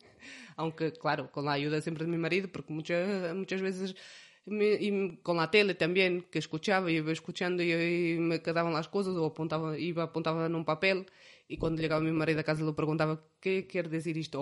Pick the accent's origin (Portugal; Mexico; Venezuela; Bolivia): Portugal; Centro; Spanish is a second language; moved away as an adult; also born or lived in Vitoria, Spain; now in Izarra, Spain; nosotros nacemos en Portugal, eh, somos del centro de Portugal. Eh, tanto yo como mi marido somos de un, yo soy de un pueblo